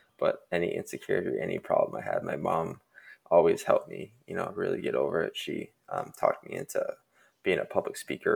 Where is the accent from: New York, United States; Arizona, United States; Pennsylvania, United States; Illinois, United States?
Arizona, United States; Growing up in Arizona